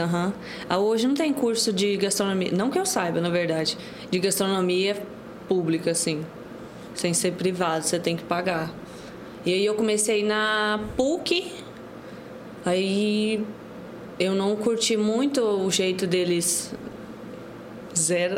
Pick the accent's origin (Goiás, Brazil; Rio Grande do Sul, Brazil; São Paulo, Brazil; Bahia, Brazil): Goiás, Brazil; Pontalina; also born or lived in Morrinhos, Goiás; now in Goiânia, Brazil; Eu nasci em Morrinhos, mas eu cresci em Pontalina